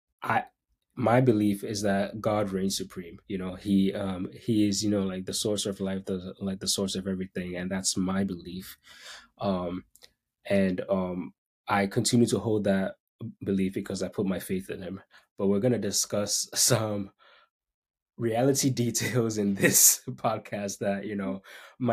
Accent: Tema, Greater Accra, Ghana; moved away; I grew up in Ghana, West Africa. I grew up in Tema

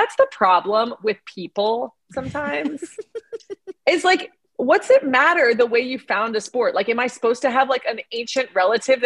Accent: Miami, Florida, United States; moved away; the city where the heat is on next week. Mm-hmm. My hometown

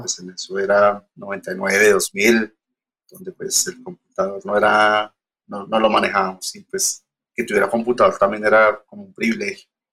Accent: Girardot, Cundinamarca, Colombia; moved away as an adult; also born or lived in Argentina; now in Bogotá, Colombia; yo no soy de Bogotá, soy de Girardot, de una, ciudad pequeña, cerca de Bogotá

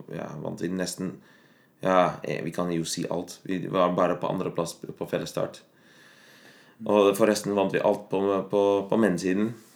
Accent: Netherlands; first language Dutch; Norwegian is a second language; moved away as an adult; also born or lived in Bergen, Norway; now in Norway; jeg har bodd uh, mest av livet mitt i Nederland, og jeg er ikke uh, Jeg snakker alltid nederlandsk hjemme

